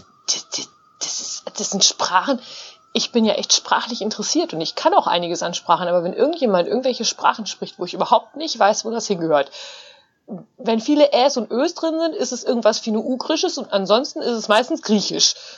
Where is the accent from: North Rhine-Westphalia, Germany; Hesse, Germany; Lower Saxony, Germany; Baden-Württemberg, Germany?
North Rhine-Westphalia, Germany; now in Münsterland, Germany; in Ostwestfalen, wo ich herkomme